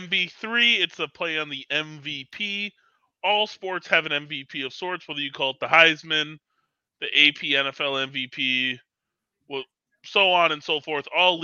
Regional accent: Wisconsin, United States; we wanted to like least – like show that we're from Wisconsin.

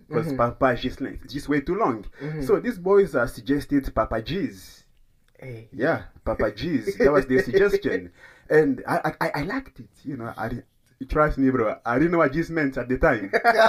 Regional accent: DR Congo; Like, I'm from Congo. Like, come on.

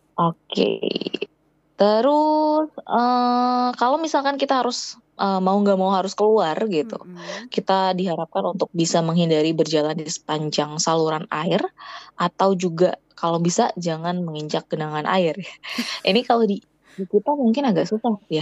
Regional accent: Indonesia; moved away as an adult; now in South Korea

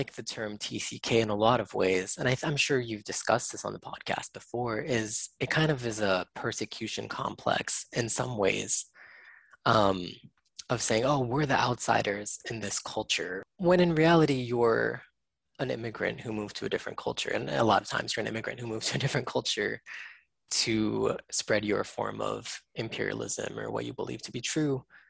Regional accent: United States; that was my experience as an Asian American kid growing up in the States

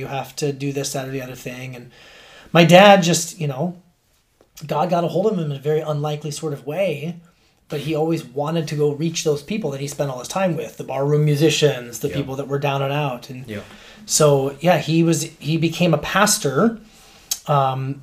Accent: Alaska, United States; also born or lived in Fairbanks, Alaska / Anchorage, Alaska; I grew up in Alaska, I should have mentioned, but we moved from Fairbanks, Alaska to Anchorage

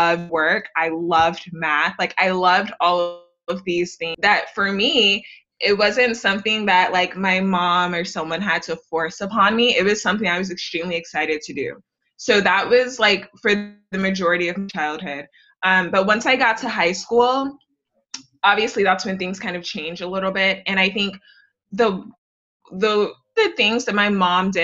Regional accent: Houston, Texas, United States; growing up in Houston.

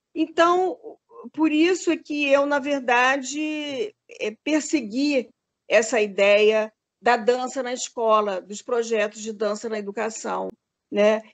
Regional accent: Rio de Janeiro, Brazil; moved away as an adult; also born or lived in Minas Gerais; eu sou carioca, né? nasci no Rio de Janeiro

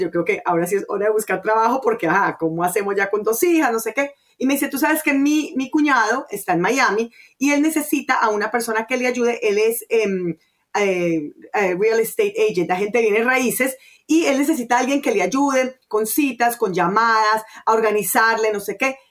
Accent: Colombia; moved away; also born or lived in Venezuela; yo soy colombiana, pero bueno, viví en Venezuela muchos años

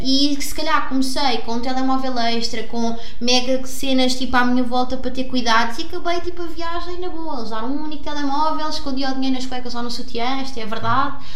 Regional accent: Sintra, Lisbon, Portugal; eu vim de Sintra também, é uma aldeia super pequena, os meus pais cresceram ali

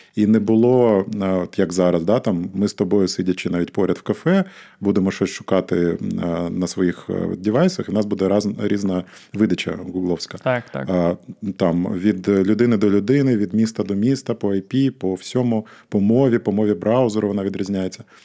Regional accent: Odesa, Odesa Oblast, Ukraine; я сам з Одеси

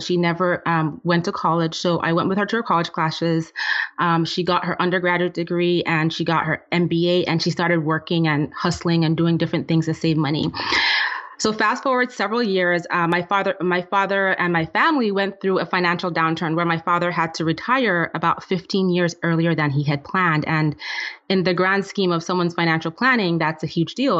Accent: Nigeria; moved away; I'm originally from Nigeria and I grew up in a family where my dad was the breadwinner

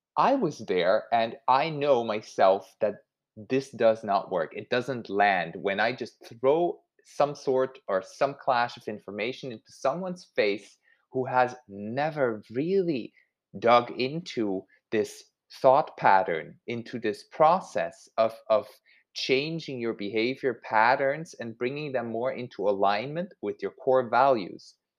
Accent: Switzerland; I grew up in Switzerland and eggs and sausages, that was just a thing my whole childhood

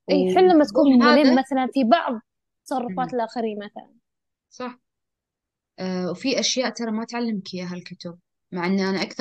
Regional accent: Syria; فهذا بالعكس يعني أنا سوري يعني

